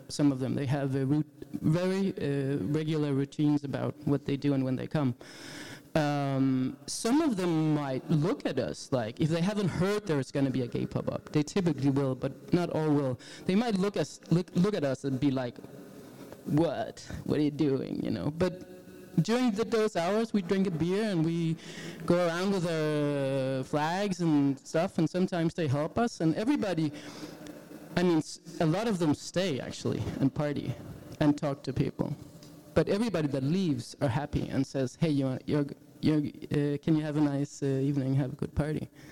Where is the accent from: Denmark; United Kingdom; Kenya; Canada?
Denmark; Jutland; English is a second language; I'm from Jutland